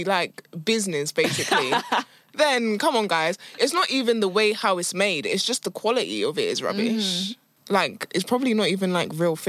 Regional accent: London, United Kingdom; I'm a Londoner through and through.

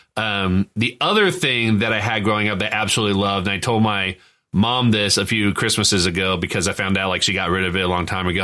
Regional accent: Indiana, United States; we're all from Indiana

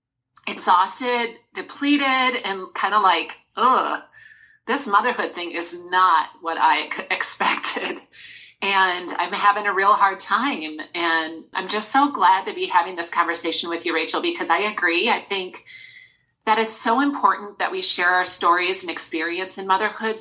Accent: Wisconsin, United States; also born or lived in Des Moines, Iowa; now in Minnesota, United States; I'm originally from Wisconsin, so I'm a cheesehead at heart

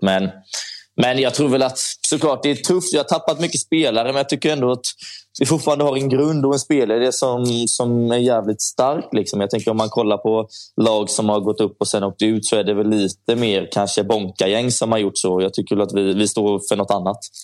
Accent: Gothenburg, Västra Götaland, Sweden; jag är från Göteborg, så jag var hemma i Göteborg hela tiden

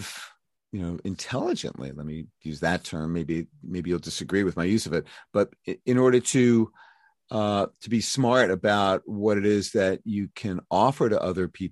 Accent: New York City, New York, United States; my hometown, Brooklyn, New York.

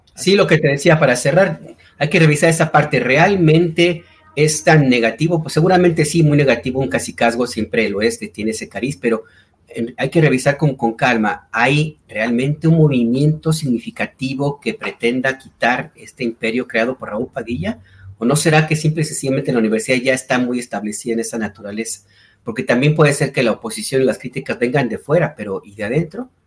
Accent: Guadalajara, Jalisco, Mexico; moved away

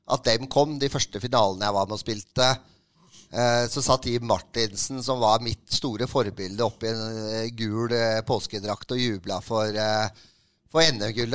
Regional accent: Oslo, Norway; jeg er fra Romsås. Uh, så det er eh, fra en drabantby i Oslo

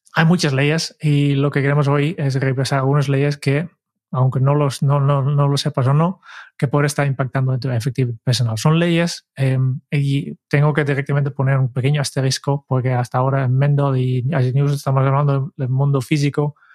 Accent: Netherlands; como buen holandés

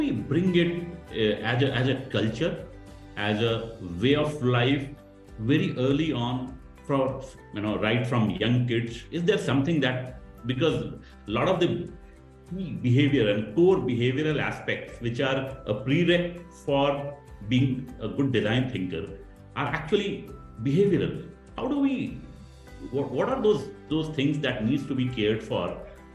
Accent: India; as an Indian

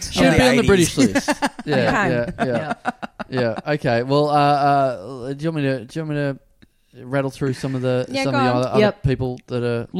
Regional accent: Australia; I'm from there. That's where I'm from.

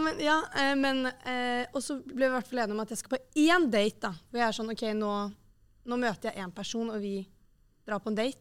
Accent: Oslo, Norway; moved away; Det var hjemme i Oslo

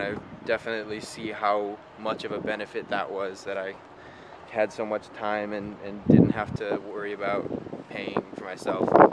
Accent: Evanston, Illinois, United States; I was born in Evanston, Illinois.

